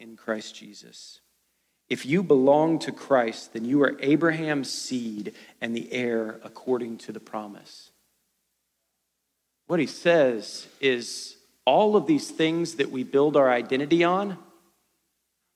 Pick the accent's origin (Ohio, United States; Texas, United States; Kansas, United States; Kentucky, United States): Ohio, United States; I grew up in Ohio